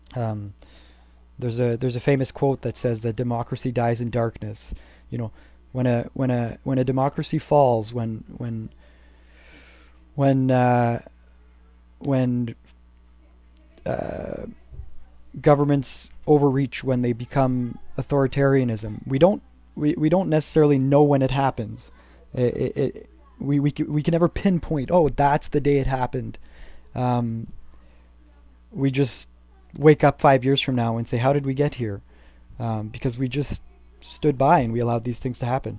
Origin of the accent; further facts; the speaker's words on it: Canada; As a Canadian citizen